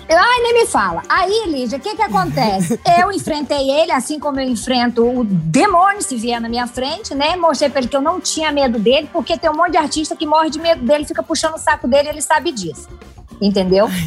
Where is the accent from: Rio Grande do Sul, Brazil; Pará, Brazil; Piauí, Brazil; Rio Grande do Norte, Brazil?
Piauí, Brazil; sertão of; moved away; eu vim do sertão do Piauí, nunca neguei minhas origens